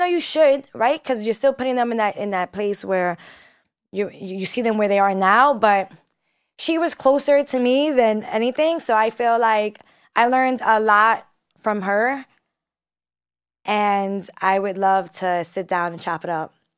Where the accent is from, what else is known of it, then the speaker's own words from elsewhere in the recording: New York City, New York, United States; I'm also from Brooklyn, New York